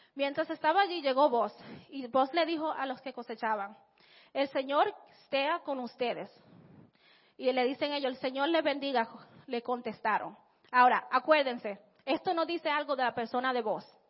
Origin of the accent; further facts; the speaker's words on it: Santo Domingo, Distrito Nacional, Dominican Republic; yo nací en Santo Domingo, en la República Dominicana